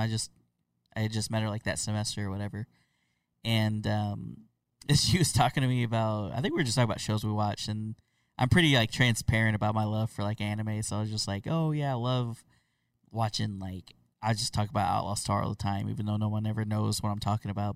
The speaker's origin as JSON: {"language": "English", "region": "Oklahoma", "country": "United States", "said": "I'm from Oklahoma"}